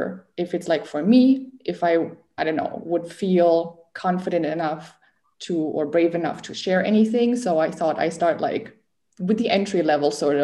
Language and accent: English; Germany; moved away; also born or lived in Finland; I'm from Germany, and I'm 27